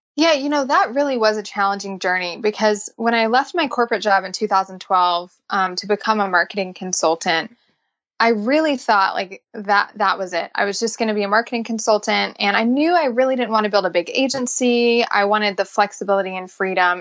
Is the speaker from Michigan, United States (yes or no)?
no; Nashville, Tennessee, United States; I am born and raised in Nashville, believe it or not. I'm a Nashville native